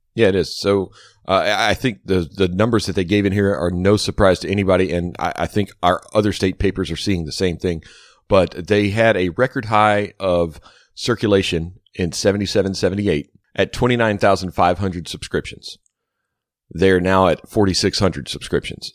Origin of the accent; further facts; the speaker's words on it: Baton Rouge, Louisiana, United States; we grew up in Baton Rouge